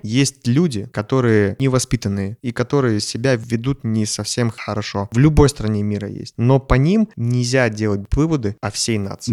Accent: Kazakhstan; я вырос э, в Казахстане

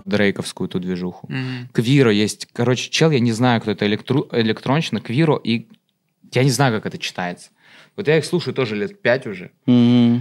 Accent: Sochi, Krasnodar Krai, Russia; moved away as an adult; now in Moscow, Russia; я же из Сочи. Mm-hmm. Я типа там 18 лет жил

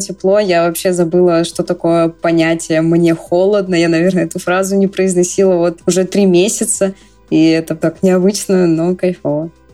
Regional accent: Bryansk, Bryansk Oblast, Russia; moved away as an adult; now in Moscow, Russia; Сама я два года уже живу в Москве. Родилась в Брянске

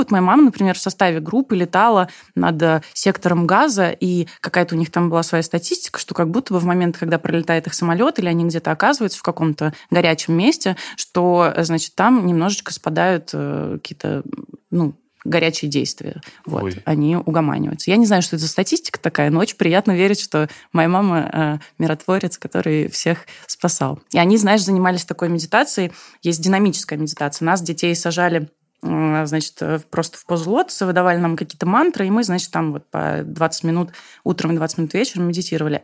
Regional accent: Uzbekistan; moved away; я сама из Узбекистана, видишь, мне нужно отдавать дань корням

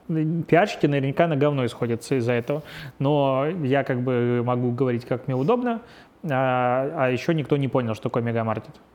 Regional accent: Belarus; now in Russia; я белорус

